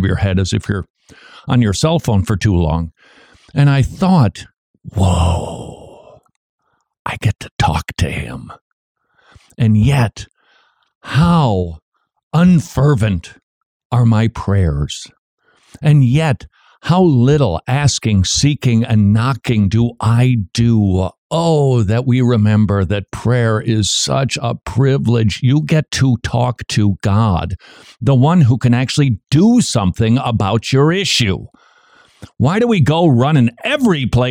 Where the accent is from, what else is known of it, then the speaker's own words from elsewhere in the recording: Minnesota, United States; now in Georgia, United States; I come from Minnesota, land of 10,000 lakes